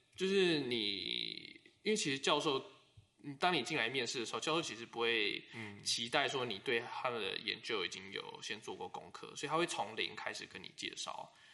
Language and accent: Chinese; Taiwan; moved away as an adult; now in United States; 我是台湾人